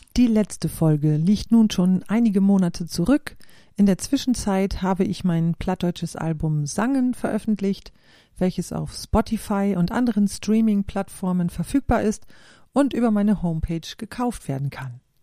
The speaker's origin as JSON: {"language": "German", "town": "Klostermoor", "region": "Lower Saxony", "country": "Germany", "tie": "born or raised there", "moved": "as an adult"}